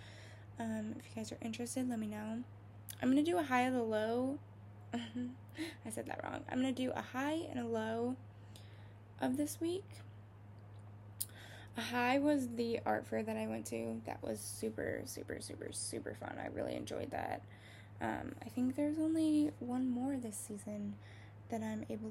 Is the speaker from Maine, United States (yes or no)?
no; Ohio, United States; I'm from Ohio